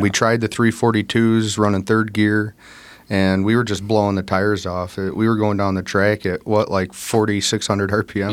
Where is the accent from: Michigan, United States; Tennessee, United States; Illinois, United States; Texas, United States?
Illinois, United States; North Central; we're from North Central Illinois